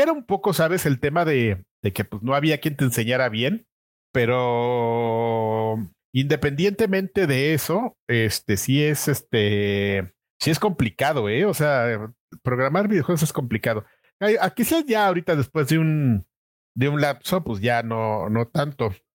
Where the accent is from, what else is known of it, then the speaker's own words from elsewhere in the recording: Mexico City, Mexico; nací en la Ciudad de México, en la delegación Venustiano Carranza. De hecho, nací muy cerca de donde vivo ahora.